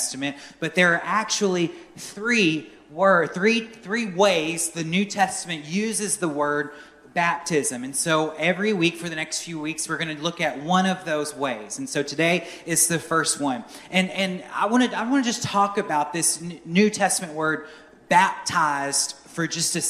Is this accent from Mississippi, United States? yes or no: no; near Norfolk, Virginia, United States; now in Belleville, Arkansas, United States; I grew up on the East Coast, and I grew up near Norfolk, Virginia, where one of the largest shipbuilding operations in the world is